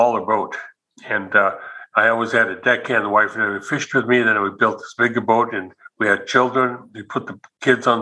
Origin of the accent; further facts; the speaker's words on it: Haines, Alaska, United States; also born or lived in Klukwan, Alaska; I was born and raised in Haines and Clukwan both